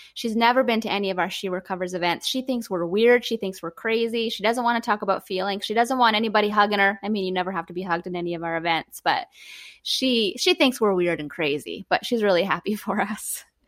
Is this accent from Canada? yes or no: yes; Canada; being Canadian as well